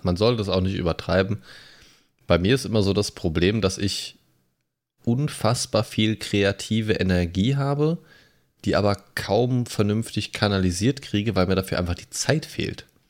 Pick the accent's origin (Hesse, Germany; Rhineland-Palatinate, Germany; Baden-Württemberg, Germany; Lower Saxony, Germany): Lower Saxony, Germany; moved away as an adult; Ich bin ja 2013 hierher gezogen aus einem anderen Bundesland. Ich komme ja ursprünglich aus Niedersachsen